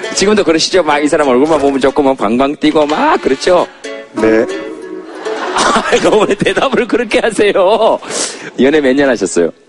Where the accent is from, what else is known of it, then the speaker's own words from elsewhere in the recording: Yeongcheon, North Gyeongsang, South Korea; 제가 고향이 경북 영천인데